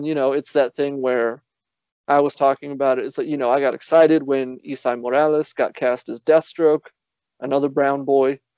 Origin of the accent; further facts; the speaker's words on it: Miami, Florida, United States; also born or lived in Guatemala; born in Guatemala. I grew up in Miami, Florida.